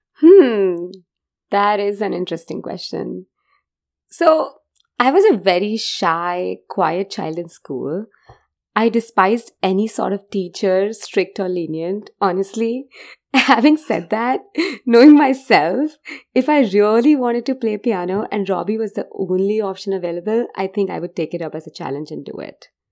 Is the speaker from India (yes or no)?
yes; India; now in United States; I'm from India